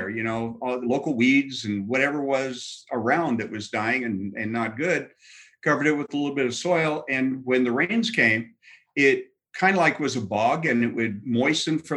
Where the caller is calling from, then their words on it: Glendale, Arizona, United States; coming to you from wonderful, not quite downtown uh, Glendale, Arizona.